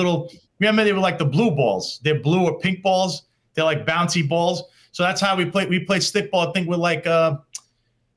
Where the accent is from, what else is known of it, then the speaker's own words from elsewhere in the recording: New York City, New York, United States; also born or lived in Florida / Dyker Heights, Brooklyn / Bay Ridge, Brooklyn; I was born in Victory Memorial Hospital back in 1982, which was the neighborhood hospital of Bensonhurst, New York. And Bensonhurst is part of Brooklyn. So I was a Brooklyn kid.